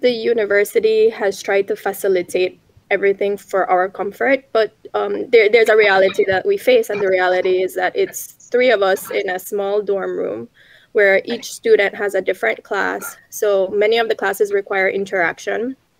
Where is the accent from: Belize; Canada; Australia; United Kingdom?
Belize; moved away as an adult; now in Taiwan; I was born and raised in Belize, a small country in Central America